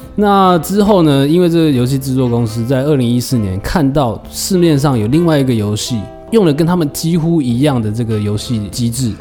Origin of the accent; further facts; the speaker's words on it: Taiwan; 我们台湾人